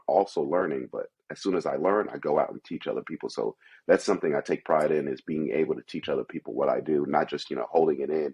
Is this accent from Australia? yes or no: no; New York City, New York, United States; moved away; also born or lived in Kentucky / Philadelphia; I grew up in Brooklyn, New York, pretty rough. I've been in some other neighborhoods, moving outside of New York to even Kentucky and Philly